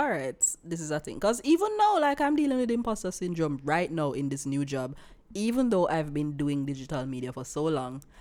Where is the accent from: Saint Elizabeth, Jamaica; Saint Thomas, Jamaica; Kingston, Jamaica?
Saint Elizabeth, Jamaica; Silo; I come from Silo, in Saint Elizabeth